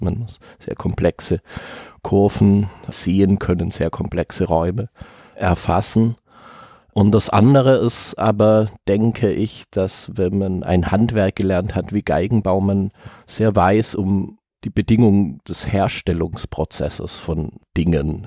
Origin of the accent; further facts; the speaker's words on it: near Marbach, Baden-Württemberg, Germany; Literaturmuseum der Moderne in Marbach, das eben ungefähr dort, wo ich geboren bin